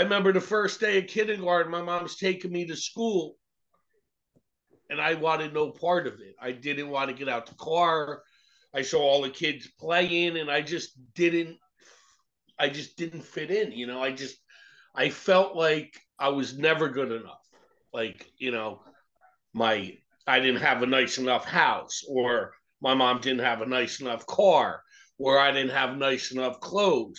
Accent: Irvington, New Jersey, United States; I grew up in Irvington, New Jersey

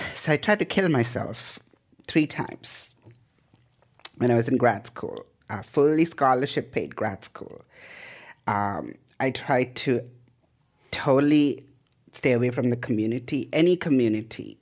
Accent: India; moved away as an adult; also born or lived in Idaho, United States / Canada; now in Bay Area, United States; I was born in India, um, in the eighties, so I'm an eighties child

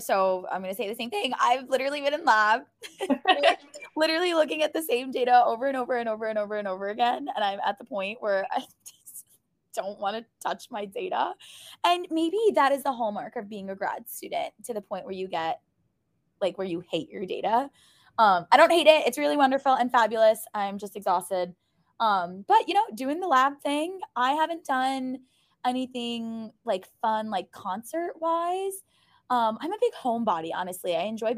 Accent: New York City, New York, United States; I am from Brooklyn.

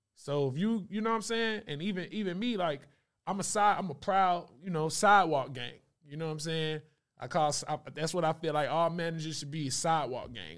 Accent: Stone Mountain, Georgia, United States; I'm from Stone Mountain, Lithonia, right next to it

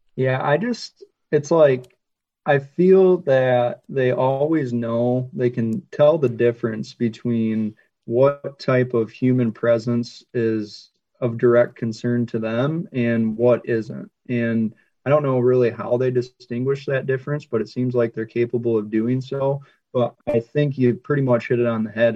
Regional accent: Michigan, United States; moved away; where I grew up in Michigan

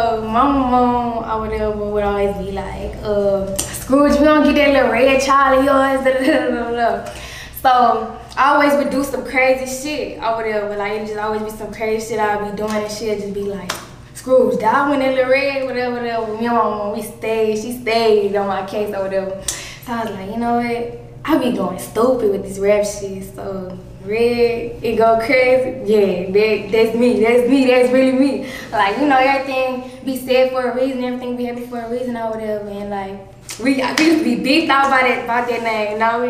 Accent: Lake Charles, Louisiana, United States; I'm from Lake Charles, Louisiana.

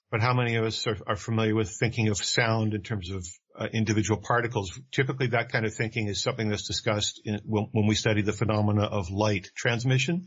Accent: Vancouver, British Columbia, Canada; I, am a Canadian. I was born and raised in Vancouver, British Columbia

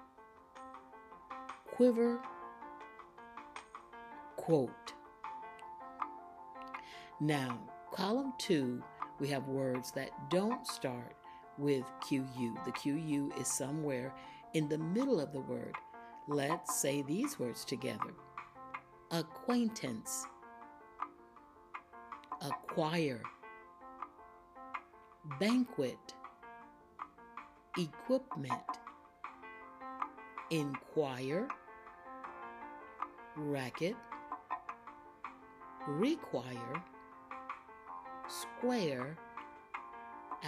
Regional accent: Florida, United States; I grew up in Florida

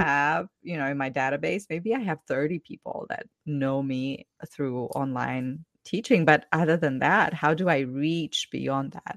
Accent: Ukraine; English is a second language; moved away as an adult; now in United States; I'm originally from Ukraine, currently have been living in the U S for twelve years.

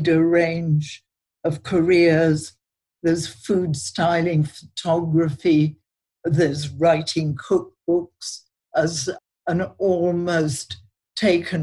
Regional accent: Yorkshire and the Humber, United Kingdom; moved away; I come from Yorkshire.

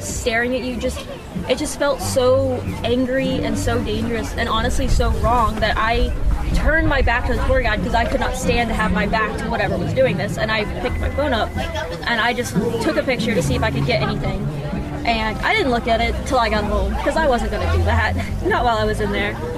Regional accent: Braxton County, West Virginia, United States; I am originally from Braxton County, um, and I played soccer in Braxton County.

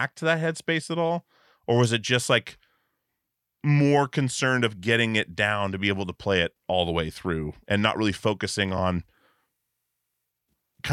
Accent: Alaska, United States; we grew up in Alaska

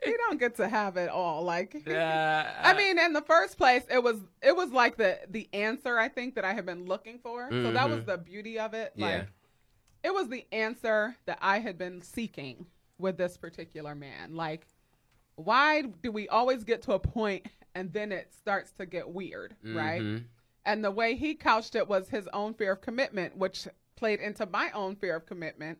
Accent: United States; I absolutely love being an American.

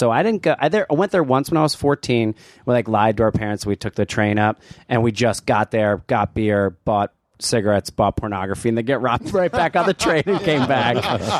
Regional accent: Neptune, New Jersey, United States; also born or lived in Asbury Park, New Jersey; now in New York, United States; Growing up on the shore in like I grew up in Neptune and then a little bit in Asbury Park.

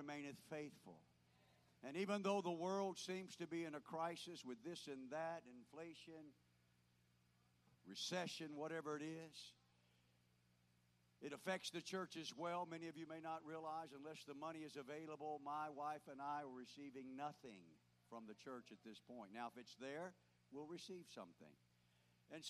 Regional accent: Florida, United States; moved away; where we grew up in Florida

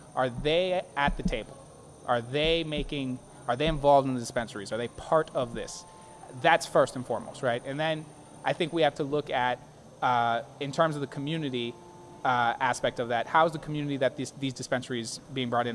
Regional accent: Boston, Massachusetts, United States; I grew up in Hyde Park, which is in the district. That's where I was born and raised

